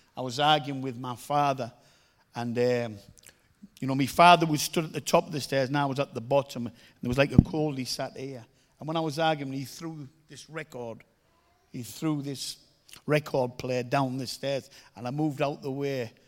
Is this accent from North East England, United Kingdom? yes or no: yes; Middlesbrough, North East England, United Kingdom; I come from Middlesbrough